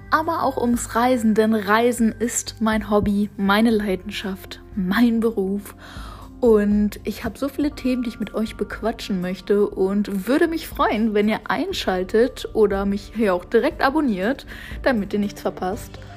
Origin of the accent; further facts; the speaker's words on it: Northern Germany, Germany; ich komme aus Norddeutschland